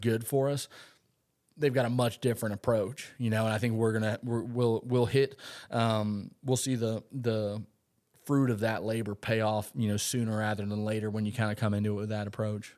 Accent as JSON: {"language": "English", "town": "Umatilla", "region": "Florida", "country": "United States", "tie": "born or raised there", "also_born_or_lived": "Nebraska", "said": "I was a Lake County boy. So I grew up in Umatilla, on the lakes"}